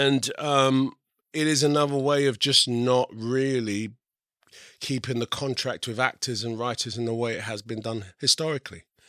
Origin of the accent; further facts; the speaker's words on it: England, United Kingdom; I'm English and I'm also part of the Equity Union, I can work here